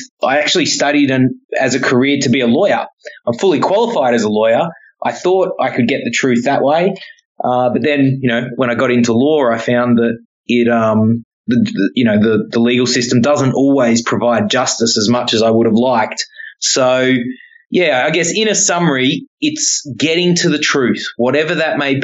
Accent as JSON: {"language": "English", "country": "Papua New Guinea", "tie": "born or raised there", "said": "I was born in Papua New Guinea"}